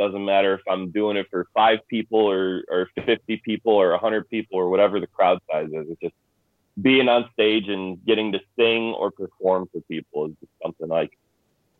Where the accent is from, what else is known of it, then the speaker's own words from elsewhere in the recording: Lowell, Indiana, United States; also born or lived in Cedar Lake, Indiana; grew up in Lowell, went to high school in Lowell, I'm back in Lowell again